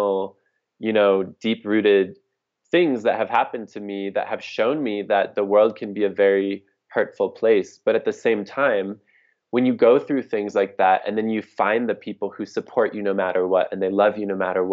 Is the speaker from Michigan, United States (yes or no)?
yes; Detroit, Michigan, United States; also born or lived in Houston / New York / Portland, Oregon; now in Mexico; I grew up in Detroit, Michigan